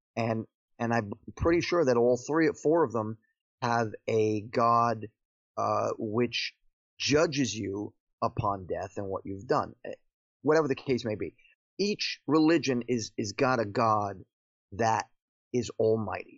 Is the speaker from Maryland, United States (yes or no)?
no; Paterson, New Jersey, United States; moved away as an adult; born and raised in Patterson, New Jersey